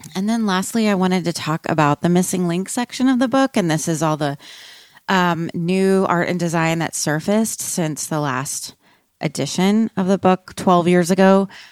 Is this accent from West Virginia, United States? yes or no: no; Austin, Texas, United States; I'm from Austin